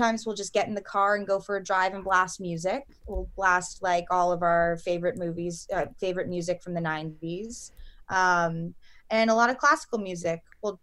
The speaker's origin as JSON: {"language": "English", "town": "New York City", "region": "New York", "country": "United States", "tie": "born or raised there", "said": "I grew up in New York City."}